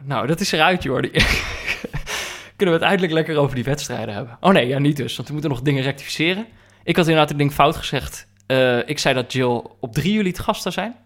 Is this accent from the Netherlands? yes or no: yes; North Brabant, Netherlands; moved away; also born or lived in Amsterdam; ik ben opgegroeid in Brabant.